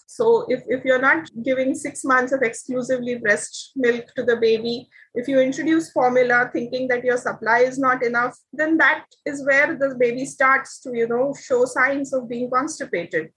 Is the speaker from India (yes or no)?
yes; India; now in Taiwan; I am an Indian.